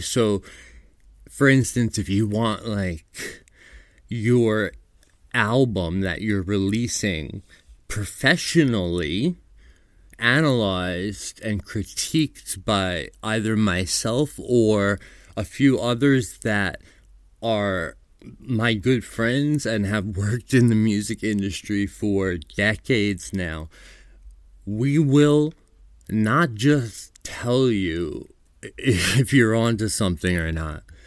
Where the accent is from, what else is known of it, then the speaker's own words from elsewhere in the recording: New York, United States; I'm from New York